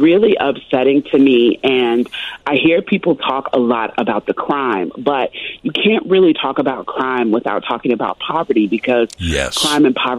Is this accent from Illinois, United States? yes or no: yes; Chicago, Illinois, United States; I just remember growing up in Chicago in the 80s